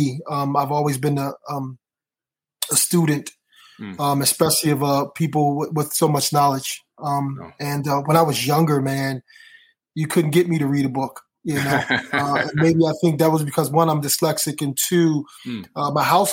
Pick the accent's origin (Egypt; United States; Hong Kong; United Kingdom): United States; Philadelphia, Pennsylvania; Growing up in Philadelphia, you had … to live around the corner